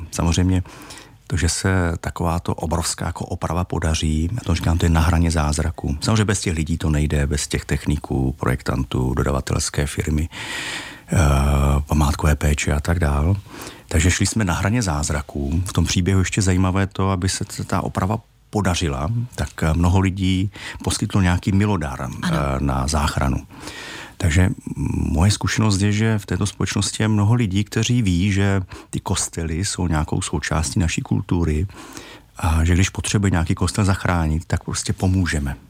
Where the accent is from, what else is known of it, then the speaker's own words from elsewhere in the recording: Czechia; jako Češi